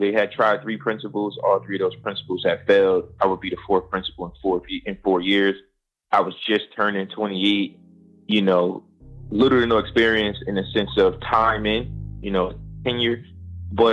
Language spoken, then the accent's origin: English; Paterson, New Jersey, United States; I'm from Paterson, New Jersey. I grew up from very humble beginnings